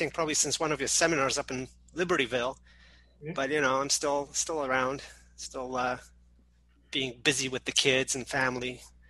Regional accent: Canada; also born or lived in Poland; now in Chicago, United States; Yeah, I mean, I was born in Poland, but most of my, like, high school and college years I spent in Canada. And then in 2000, I moved to Chicago

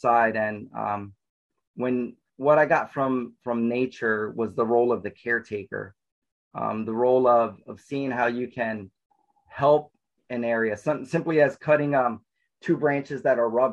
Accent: New Jersey, United States; also born or lived in Newark, New Jersey; I was born and raised in New Jersey. I was born in Newark in the city. And then about 3 years old, my parents moved to South Jersey. So I grew up with a lot of woods and lakes around me

